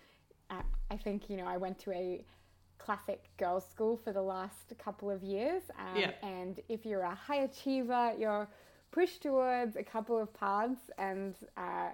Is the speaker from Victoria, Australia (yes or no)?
yes; Victoria, Australia; moved away as an adult; also born or lived in Sydney; I moved interstate, so I grew up in Victoria and then went to Sydney for med school.